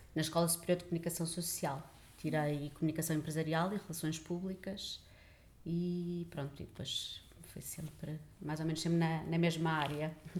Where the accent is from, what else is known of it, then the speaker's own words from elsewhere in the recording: Lisbon, Portugal; nasci em Lisboa, uh, vivi sempre em Lisboa